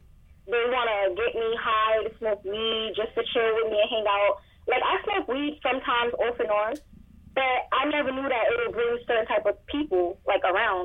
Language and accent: English; New York City, New York, United States; I'm originally from Crown Heights